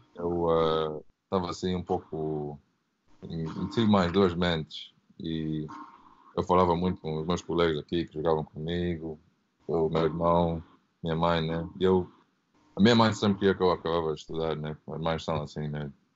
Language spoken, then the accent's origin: Portuguese; London, United Kingdom; Portuguese is a second language; also born or lived in Angola; mudei para a Inglaterra quando eu tinha 3 anos, então eu era ainda bebê